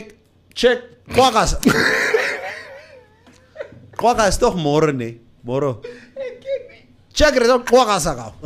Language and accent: English; Namibia; because I come from Karatura where there's a quagmire of Nama, Tamara, Afrikaans.